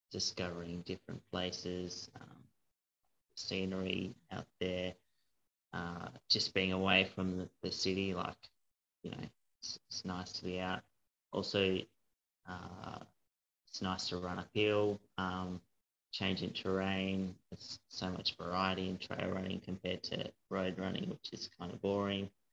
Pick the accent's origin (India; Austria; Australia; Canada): Australia; Hobart, Tasmania; also born or lived in Brisbane / North Queensland; I grew up in Hobart